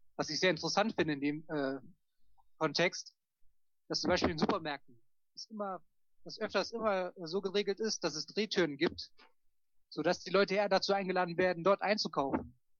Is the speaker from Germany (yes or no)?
yes; Germany; von uns Deutschen